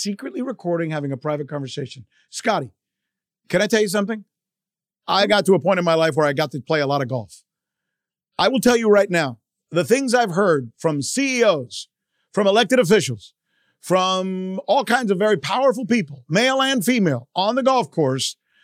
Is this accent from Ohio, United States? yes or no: no; Miami, Florida, United States; a guy growing up in Miami